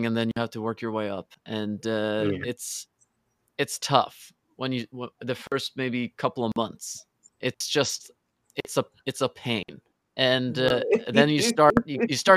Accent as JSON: {"language": "English", "country": "Norway", "said": "I'm from Norway"}